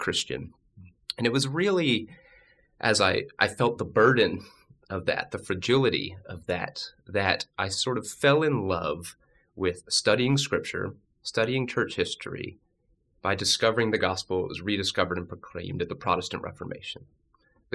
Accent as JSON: {"language": "English", "region": "Northern Virginia", "country": "United States", "tie": "born or raised there", "also_born_or_lived": "Pennsylvania", "said": "I actually grew up in Northern Virginia, just outside of D.C."}